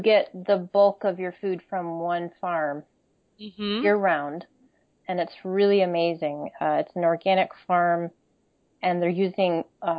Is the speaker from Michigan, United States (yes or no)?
yes; Michigan, United States; moved away as an adult; also born or lived in Connecticut / Jamaica; now in Vermont, United States; So I grew up in Michigan, as did my husband. Different locations growing up. I spent 5 years in Connecticut as a child and 1 year in Jamaica.